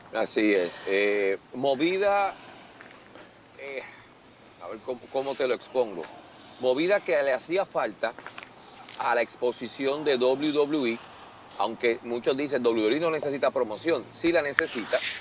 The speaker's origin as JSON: {"language": "Spanish", "country": "Puerto Rico", "said": "yo como, como, puertorriqueño"}